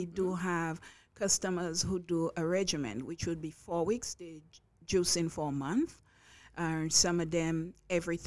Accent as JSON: {"language": "English", "country": "St. Lucia", "tie": "born or raised there", "moved": "yes", "lives_now": "Long Island, United States", "said": "I'm from St. Lucia. It's a Caribbean island. One would say it's a small Caribbean island. I say it's as big as our heart"}